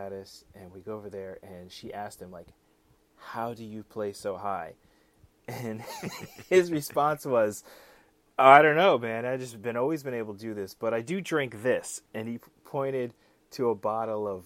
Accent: Fairfield County, Connecticut, United States; I grew up in Fairfield County, Connecticut.

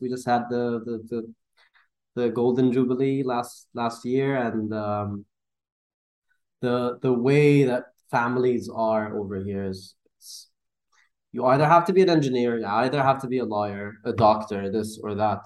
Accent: Dubai, United Arab Emirates; I'm from Dubai

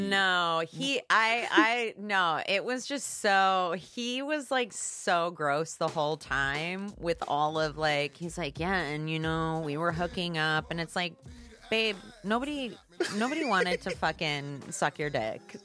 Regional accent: New Jersey, United States; moved away as an adult; also born or lived in Chicago; now in Los Angeles, United States; I grew up in New Jersey. I was there till I was eighteen.

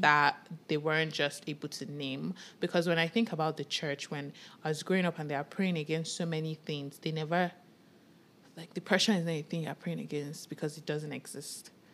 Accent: Nigeria; moved away; growing up in Nigeria with Yoruba parents, with just African parents

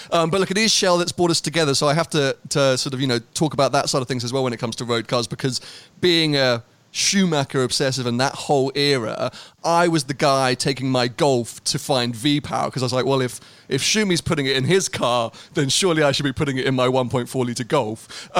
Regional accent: Monaco; growing up in Monaco, you are literally surrounded by Ferraris because they are every other car.

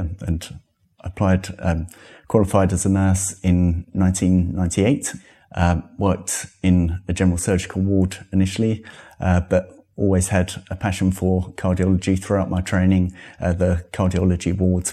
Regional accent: Essex, East of England, United Kingdom; moved away as an adult; also born or lived in Bath; I grew up in Essex and moved back here in 2001

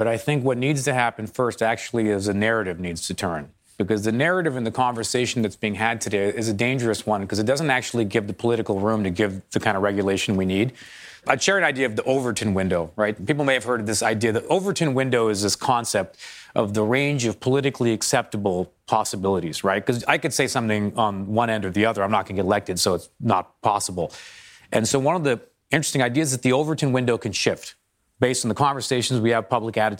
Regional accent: Toronto, Ontario, Canada; Because I'm from Toronto, I'll give a kick the Canadians an example here.

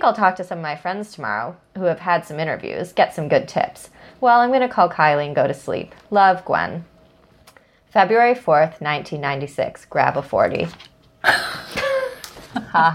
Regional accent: Rochester, New York, United States; Rochester, where I was born in New York

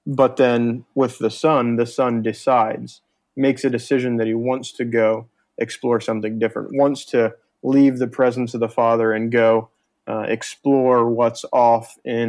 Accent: North, Northern United States, United States; accent: Northern; I don't have the Southern twain like you both have, so I'll leave it to my Northern accent up here.

